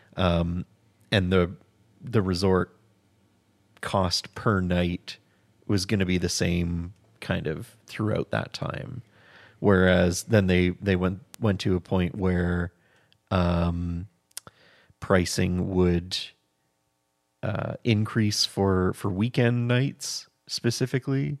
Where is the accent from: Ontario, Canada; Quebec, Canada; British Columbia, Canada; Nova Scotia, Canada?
Ontario, Canada; Hamilton; We're from Hamilton, Ontario